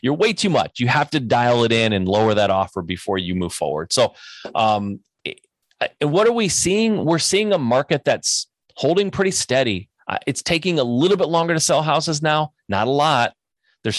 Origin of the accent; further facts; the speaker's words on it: Michigan, United States; I'm from Michigan. I know the Detroit area.